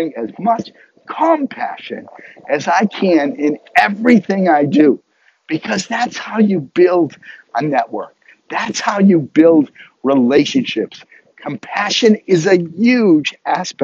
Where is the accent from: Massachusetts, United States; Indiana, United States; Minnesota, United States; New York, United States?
Massachusetts, United States; near Harvard University; growing up near Harvard University